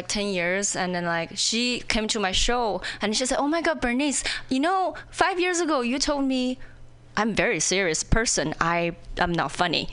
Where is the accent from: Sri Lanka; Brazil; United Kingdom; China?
China; English is a second language; moved away as an adult; also born or lived in Indiana; now in Seattle, United States; when I was in China